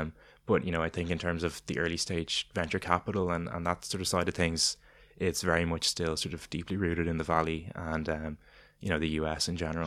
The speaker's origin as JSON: {"language": "English", "country": "Ireland", "said": "as Irish people"}